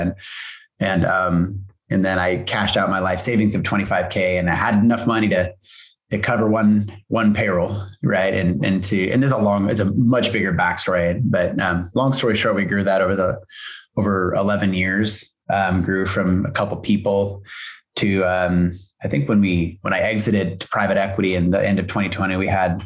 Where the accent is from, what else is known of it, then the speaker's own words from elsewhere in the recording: Hood River, Oregon, United States; also born or lived in Hillsboro, Oregon; we moved from Hillsboro to Hood River, our little town, which is a sleepy little logging town, agricultural town, you know, back in the late 70s and 80s, my family moved us out here.